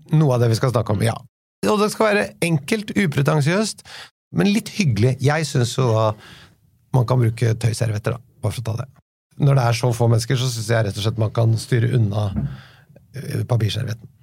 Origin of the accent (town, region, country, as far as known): Oslo, Norway